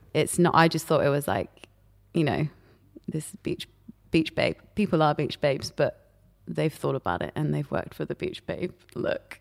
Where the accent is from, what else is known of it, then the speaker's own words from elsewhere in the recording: Paris, Île-de-France, France; now in London, United Kingdom; I grew up in Paris